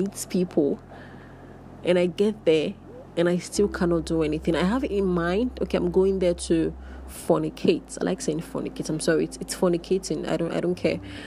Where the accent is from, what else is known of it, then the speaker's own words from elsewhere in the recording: Nigeria; being queer and being Nigerian